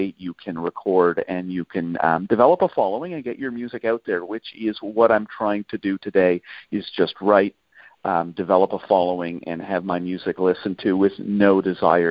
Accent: Canada; as a Canadian

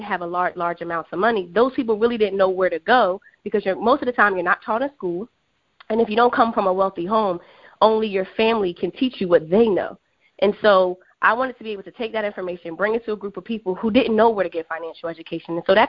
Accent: Philadelphia, Pennsylvania, United States; moved away as an adult; also born or lived in Washington, D.C. / New York City; I am originally from Philadelphia.

